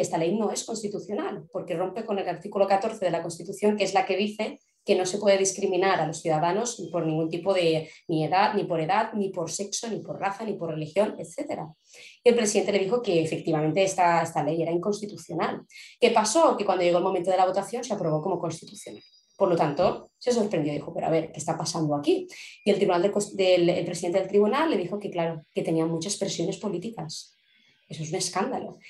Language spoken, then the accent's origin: Spanish; Spain; aquí en España vivimos